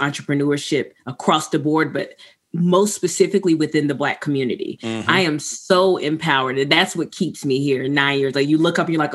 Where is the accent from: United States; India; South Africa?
United States; Raleigh, North Carolina; moved away as an adult; now in Atlanta, United States; I'm from Raleigh, North Carolina